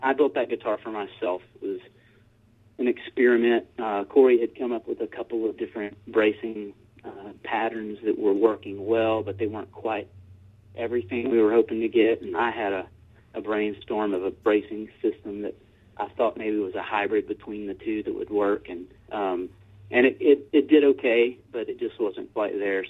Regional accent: Taylor, Texas, United States; I grew up just northeast of Austin, Texas, in a little town called Taylor

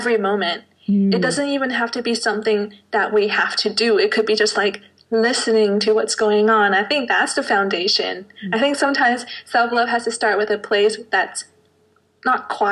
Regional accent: Canada; also born or lived in Hong Kong; now in Zurich, Switzerland; I was born in Hong Kong, but raised in Canada, but now I'm living in Zurich, Switzerland

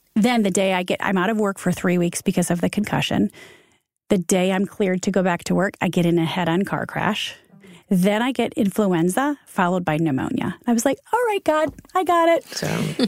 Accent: Michigan, United States; moved away as an adult; also born or lived in Ohio / Chicago; now in New York, United States; We're Midwest kids. I'm from Michigan.

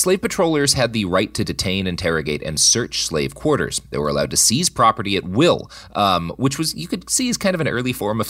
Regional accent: Missouri, United States; my home state, Missouri.

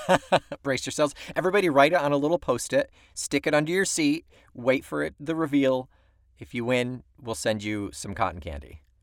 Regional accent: Weedsport, New York, United States; My hometown of Weedsport, New York

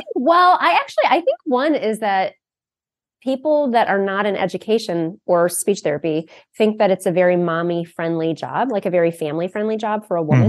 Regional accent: Akron, Ohio, United States; I grew up in Akron, Ohio, home of Goodyear

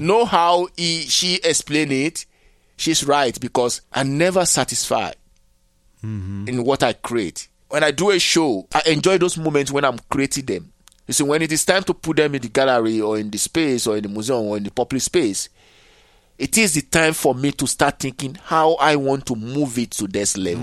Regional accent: Nigeria; moved away; also born or lived in Benin / Togo; So I left Nigeria

